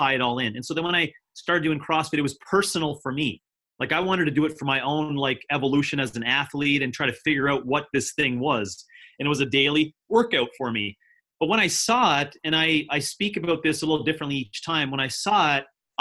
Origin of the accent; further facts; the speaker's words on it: Canada; moved away as an adult; now in United States; I'm now been living in the United States for 7 years. I am a Canadian and I've been living down here with my family.